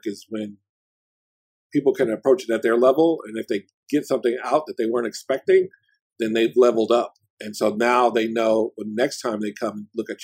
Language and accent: English; Oakland, California, United States; I'm from Oakland and I'm always repping Oakland